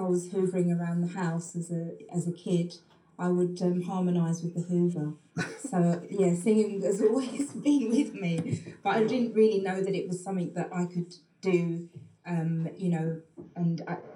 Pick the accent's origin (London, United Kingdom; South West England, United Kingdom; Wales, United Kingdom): London, United Kingdom; I grew up in East London, in East Ham.